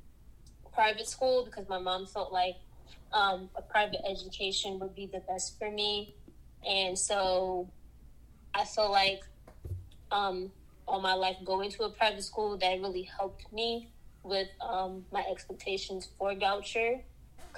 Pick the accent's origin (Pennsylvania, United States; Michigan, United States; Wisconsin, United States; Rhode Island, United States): Pennsylvania, United States; Philadelphia; I am from Southwest Philly. Growing up, we weren't poor